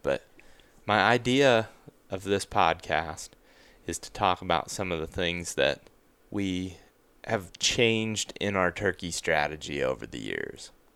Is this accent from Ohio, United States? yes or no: yes; Western Ohio, United States; where I grew up in Western Ohio